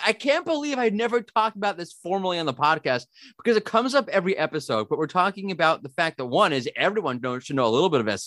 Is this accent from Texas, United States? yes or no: no; New York, United States; now in Israel; I'm originally from New York, but now I live in Israel